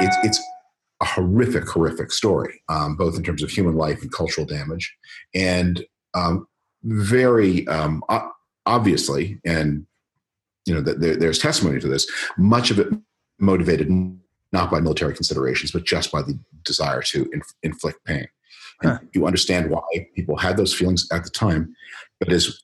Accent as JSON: {"language": "English", "town": "Toronto", "region": "Ontario", "country": "Canada", "tie": "born or raised there", "moved": "yes", "said": "I was born in Toronto. I went to high school there"}